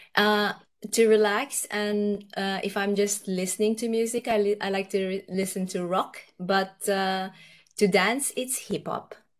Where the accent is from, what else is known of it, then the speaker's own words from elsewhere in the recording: Fiji; also born or lived in Nepal; now in Norway; I was born in Nepal. Uh, both my parents are Nepalese, and then I've gone and uh, my par- parents went to uh, Fiji uh, from Nepal when I was quite young. So I've grown up in Fiji